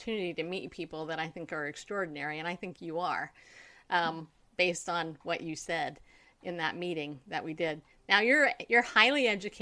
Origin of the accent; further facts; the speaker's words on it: California, United States; now in Tennessee, United States; I grew up in California